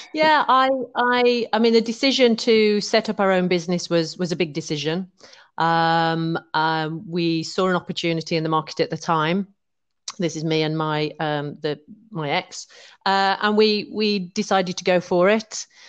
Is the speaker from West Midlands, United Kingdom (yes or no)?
yes; West Midlands, United Kingdom; moved away as an adult; also born or lived in London / Penzance; now in Oswestry, United Kingdom; I'm originally from the West Midlands.